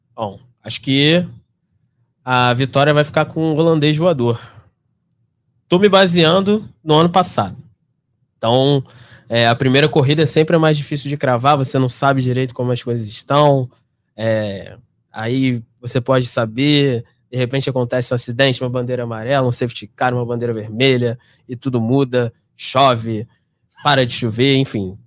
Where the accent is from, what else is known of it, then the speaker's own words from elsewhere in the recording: Brazil; eu sou brasileiro